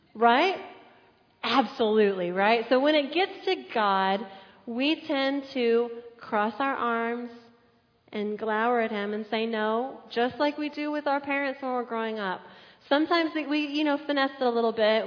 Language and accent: English; San Antonio, Texas, United States; I grew up in San Antonio.